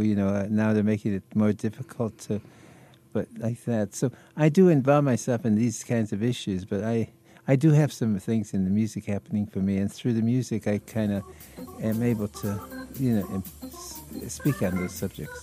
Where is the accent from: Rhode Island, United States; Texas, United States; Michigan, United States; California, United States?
Michigan, United States; Detroit; I was born and bred in Detroit